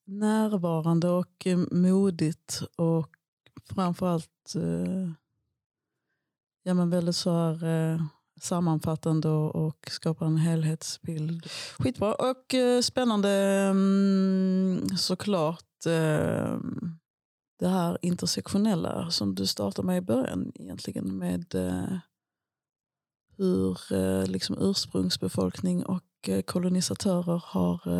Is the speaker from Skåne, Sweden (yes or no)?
yes; Malmö, Skåne, Sweden; born there; Jag föddes i Malmö som fransk medborgare 1973. Och jag blev så småningom svensk medborgare när min pappa också blev det.